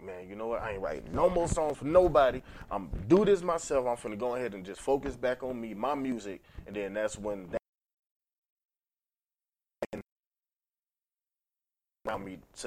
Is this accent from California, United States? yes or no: no; Atlanta, Georgia, United States; I'm a songwriter from Atlanta.